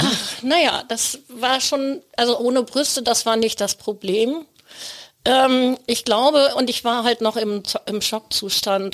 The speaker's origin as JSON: {"language": "German", "town": "Plön", "region": "Schleswig-Holstein", "country": "Germany", "said": "Ich komme aus Plön"}